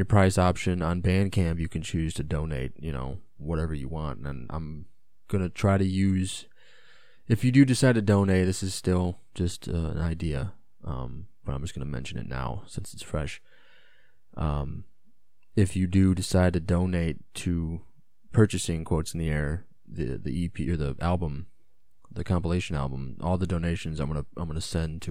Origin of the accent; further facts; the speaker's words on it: United States; as an American